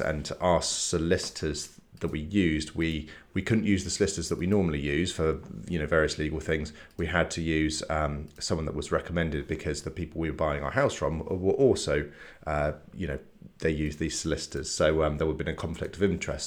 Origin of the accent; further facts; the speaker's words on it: Salisbury, South West England, United Kingdom; moved away as an adult; now in Bath, United Kingdom; we're from Salisbury originally. We moved to Bath, like, nearly ten years ago.